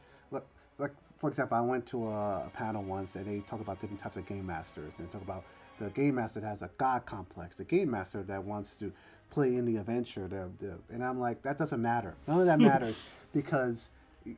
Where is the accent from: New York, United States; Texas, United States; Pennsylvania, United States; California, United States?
New York, United States; New York City; I grew up in the Bronx